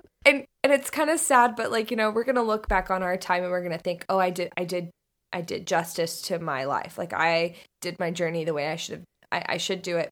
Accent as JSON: {"language": "English", "region": "Northern Florida", "country": "United States", "tie": "born or raised there", "said": "I grew up in Florida, in Northern Florida"}